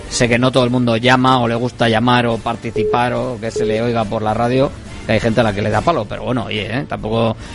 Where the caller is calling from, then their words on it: Basauri, Basque Country, Spain; de Basauri.